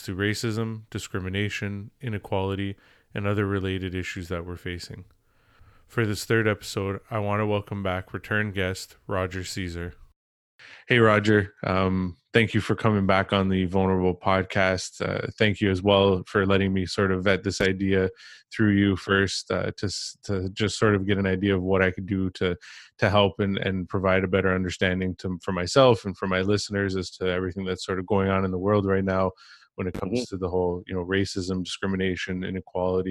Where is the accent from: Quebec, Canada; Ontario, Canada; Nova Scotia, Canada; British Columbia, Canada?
Ontario, Canada; Toronto; growing up in Toronto, it's a very multicultural city